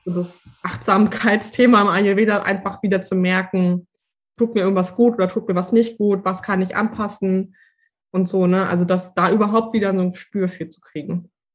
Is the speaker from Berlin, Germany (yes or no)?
yes; Berlin, Germany; ich komme aus Berlin